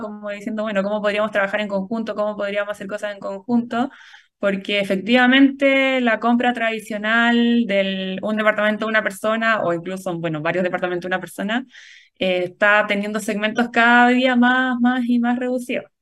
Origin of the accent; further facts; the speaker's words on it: Chile; somos afortunados los chilenos